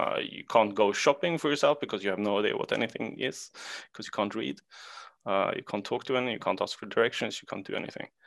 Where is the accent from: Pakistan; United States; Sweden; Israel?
Sweden; English is a second language; Uh, I'm from Sweden.